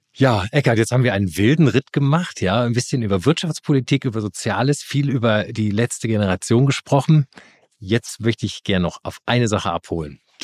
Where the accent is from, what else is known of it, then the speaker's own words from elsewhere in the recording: Rhineland, Germany; ich komme aus dem Rheinland